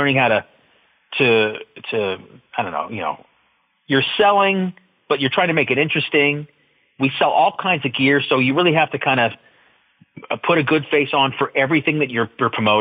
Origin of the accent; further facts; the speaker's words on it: Los Angeles, California, United States; moved away as an adult; now in Fort Wayne, United States; being raised and born and raised in Southern California